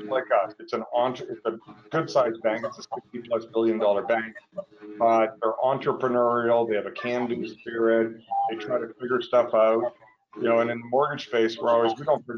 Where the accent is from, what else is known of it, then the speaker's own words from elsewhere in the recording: Vancouver, British Columbia, Canada; moved away as an adult; also born or lived in Toronto, Canada / Chicago, United States / Houston, United States; I grew up in Canada, largely in the Vancouver area